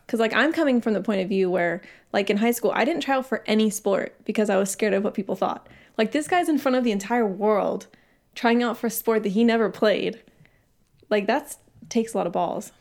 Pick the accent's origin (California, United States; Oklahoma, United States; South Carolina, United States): California, United States; San Diego; I grew up in San Diego